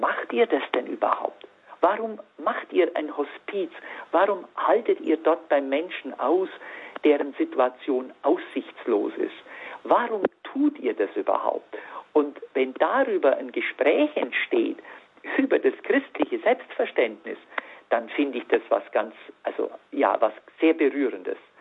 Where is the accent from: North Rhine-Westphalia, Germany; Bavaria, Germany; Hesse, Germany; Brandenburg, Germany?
Bavaria, Germany; Allgäu; moved away as an adult; now in Freiburg, Germany; meine Allgäuer Heimat